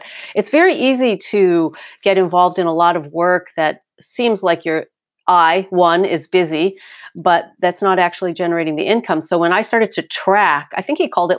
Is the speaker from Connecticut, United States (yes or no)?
yes; Connecticut, United States; now in California, United States; I grew up on the East Coast